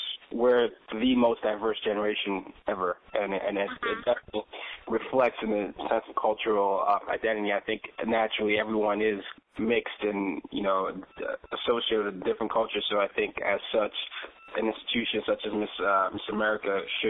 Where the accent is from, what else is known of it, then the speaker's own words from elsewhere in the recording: Nigeria; I'm Nigerian, but I ended up growing up everywhere, and a lot of times I go in between whether I'm Nigerian enough or I'm confused as an African-American